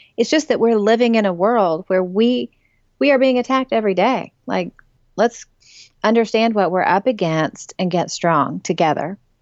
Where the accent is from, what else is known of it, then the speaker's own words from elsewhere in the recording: East Tennessee, United States; moved away as an adult; also born or lived in Memphis / New England / South Florida; now in Nashville area, United States; for all the girls growing up in East Tennessee